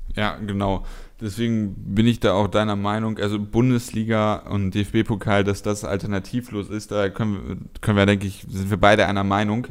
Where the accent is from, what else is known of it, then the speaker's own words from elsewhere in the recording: Cologne, North Rhine-Westphalia, Germany; hier als äh, Kölner